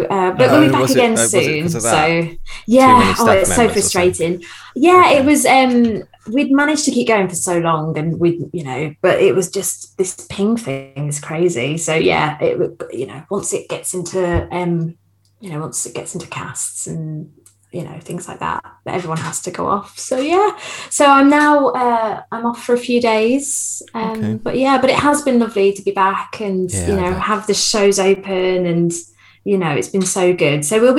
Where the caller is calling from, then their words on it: Watford, East of England, United Kingdom; I'm live from Watford, so that's very...